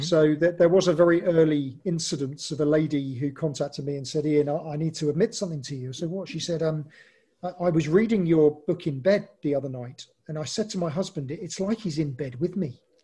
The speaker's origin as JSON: {"language": "English", "region": "England", "country": "United Kingdom", "said": "I'm English"}